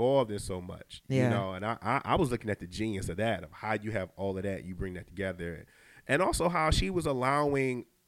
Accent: Detroit, Michigan, United States; moved away; I'm from Detroit

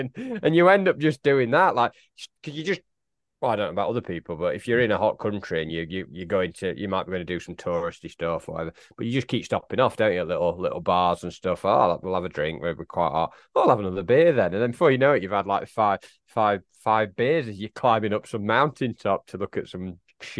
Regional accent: Warrington, North West England, United Kingdom; grew up in Warrington.

